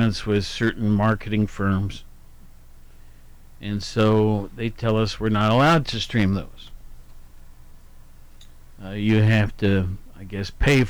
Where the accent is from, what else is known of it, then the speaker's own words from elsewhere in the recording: Worthington, Ohio, United States; I grew up in Columbus, Worthington to be exact